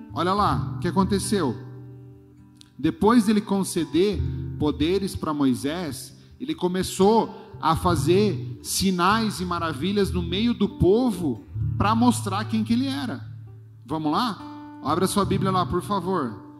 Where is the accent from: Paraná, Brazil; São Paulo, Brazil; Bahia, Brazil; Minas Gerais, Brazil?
Paraná, Brazil; Pato Branco; moved away; eu sou de Pato Branco